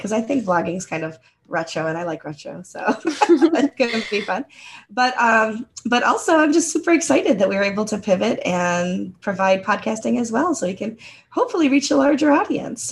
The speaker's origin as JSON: {"language": "English", "country": "United States", "tie": "born or raised there", "first_language": "English", "said": "English is my first language and I grew up in the United States"}